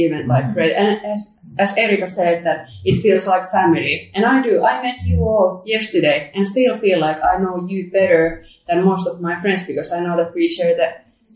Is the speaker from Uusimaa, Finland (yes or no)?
yes; Helsinki, Uusimaa, Finland; my hometown Helsinki